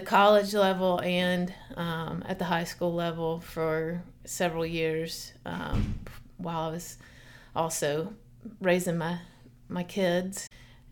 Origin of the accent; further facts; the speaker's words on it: Nashville, Tennessee, United States; also born or lived in Memphis, Tennessee; I grew up in Nashville, Tennessee